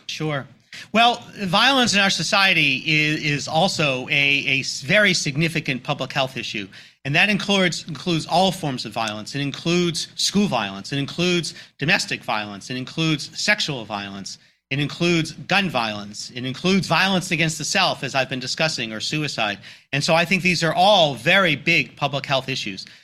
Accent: Boston, Massachusetts, United States; moved away; I grew up in the Greater Boston area

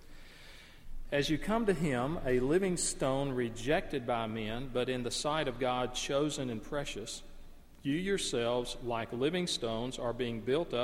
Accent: northeast Alabama, United States; the woods and the rugged hills and cliffs and caves, which were right out the back door of my family home in northeast Alabama

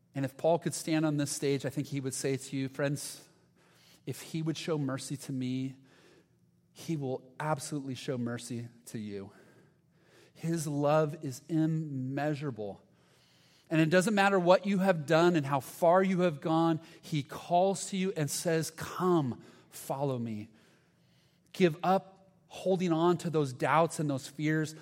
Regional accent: Huntington Beach, California, United States; I'm from Huntington Beach. I was uh, uh, born and raised in Huntington Beach

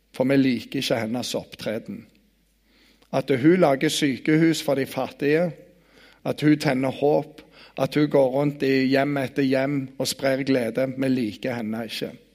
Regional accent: Bryne, Rogaland, Norway; jeg kommer fra Bryne

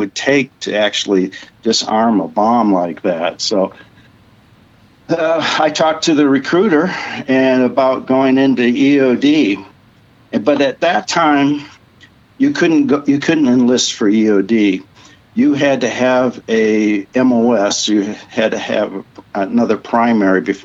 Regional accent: Howard City, Michigan, United States; moved away as an adult; I grew up in Lower Peninsula of Michigan, the western side, a place called Howard City, and basically Montcalm County

